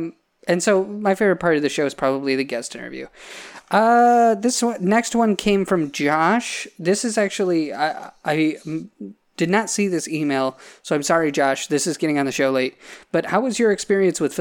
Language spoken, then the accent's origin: English; Salamanca, New York, United States; I grew up in Salamaca in Cattaraugus County, couldn't be farther away from Hollywood